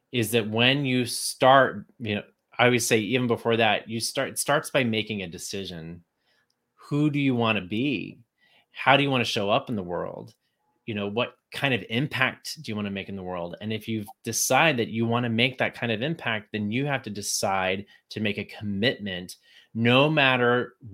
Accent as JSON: {"language": "English", "region": "Texas", "country": "United States", "moved": "yes", "said": "hate being from Texas. I did not want anyone to know I was from Texas when I moved to New York."}